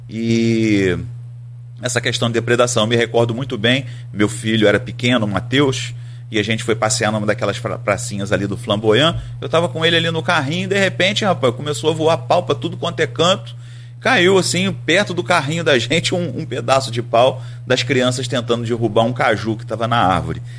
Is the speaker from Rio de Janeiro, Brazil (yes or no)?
yes; Nova Friburgo, Rio de Janeiro, Brazil; now in Campos dos Goytacazes, Brazil; Eu estou em Campos desde 1997. Você é do? Eu sou de Nova Friburgo. Ah, então. Da região serrana aqui do Rio